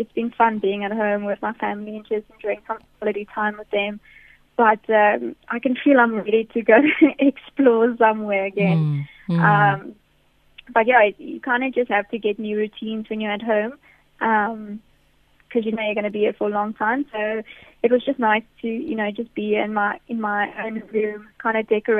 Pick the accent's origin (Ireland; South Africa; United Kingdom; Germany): South Africa; us as a South African women's cricket team